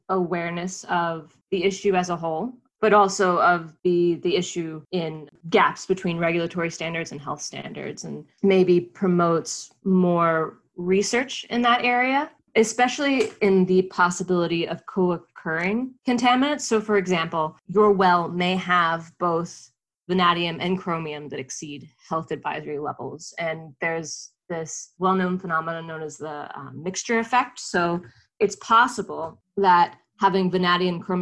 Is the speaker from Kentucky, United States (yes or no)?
no; North Carolina, United States; I grew up in North Carolina and had a well growing up